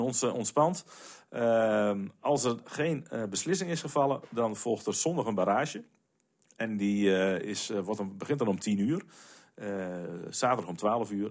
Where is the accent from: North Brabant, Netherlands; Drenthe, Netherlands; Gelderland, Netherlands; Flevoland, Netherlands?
Drenthe, Netherlands; Nieuw-Amsterdam; in Nieuw-Amsterdam, waar ik, waar ik vandaan kom